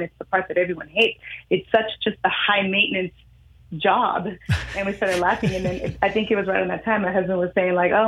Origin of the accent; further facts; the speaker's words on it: Oakland, California, United States; I was born and raised in Oakland, California